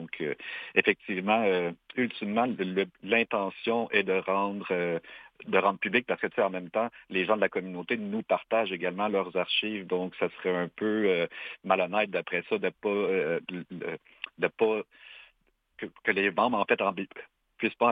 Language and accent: French; Quebec, Canada; par exemple, nous Latikamek, par expérience, euh, à force de se côtoyer, Inou et Atikamekw vont pouvoir euh, éventuellement se compre